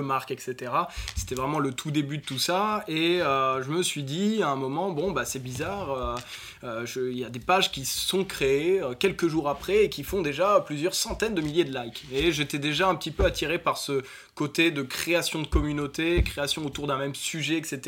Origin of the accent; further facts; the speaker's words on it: Nord, near Lille, Hauts-de-France, France; je suis d'origine du Nord, à Hasbrook pour ceux à qui ça parle, du Nord de la France au Nord de l'île